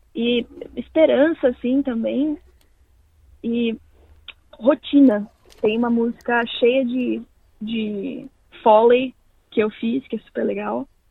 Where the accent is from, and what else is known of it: São Paulo, Brazil; born or raised there; also born or lived in Londrina, Paraná